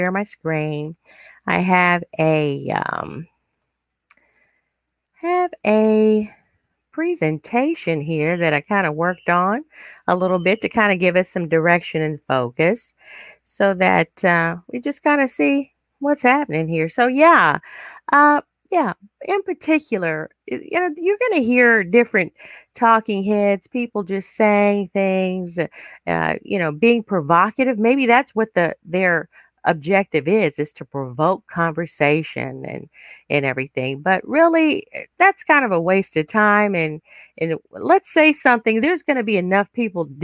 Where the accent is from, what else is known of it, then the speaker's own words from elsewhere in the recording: United States; I am an American, but I'm also very proud of my African heritage